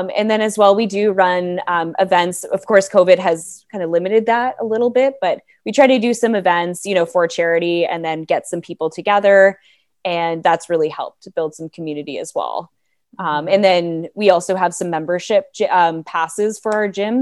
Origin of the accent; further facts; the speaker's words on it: Toronto, Ontario, Canada; moved away as an adult; now in Bracebridge, Canada; I'm from Toronto, right in the heart of Toronto